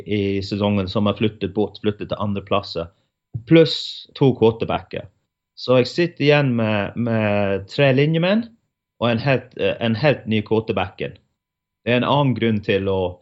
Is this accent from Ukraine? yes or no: no; England, United Kingdom; now in Norway; hjemme i England